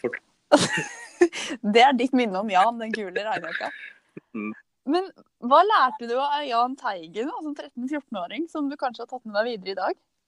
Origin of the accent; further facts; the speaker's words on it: Eastern Norway, Norway; jeg er jo fra Østlandet